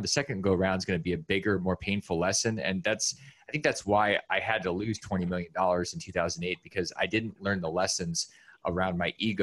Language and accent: English; Alaska, United States; I grew up in Alaska